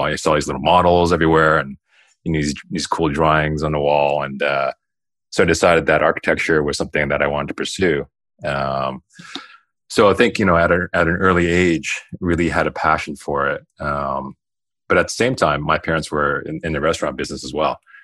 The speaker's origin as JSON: {"language": "English", "town": "Toronto", "region": "Ontario", "country": "Canada", "tie": "born or raised there", "said": "I grew up in the West End of Toronto"}